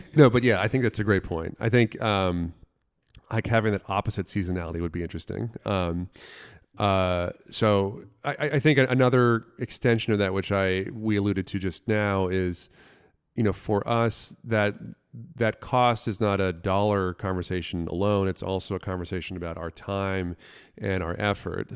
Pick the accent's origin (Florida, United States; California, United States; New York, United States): Florida, United States; moved away; where I grew up in Florida